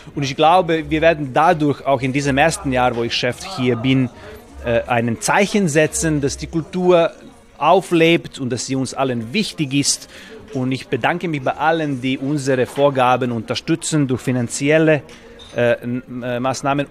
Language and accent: German; Serbia; moved away as an adult; in meinem Heimatland nach all diesen Jahren, 20 Jahre Tätigkeit im Ausland